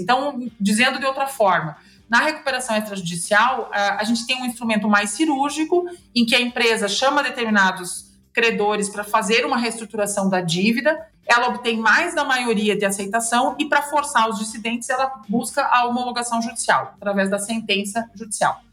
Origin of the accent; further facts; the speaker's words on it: interior of Rio Grande do Sul, Brazil; Eu sou aqui do interior do Rio Grande do Sul, as pessoas já devem ter notado isso pelo meu sotaque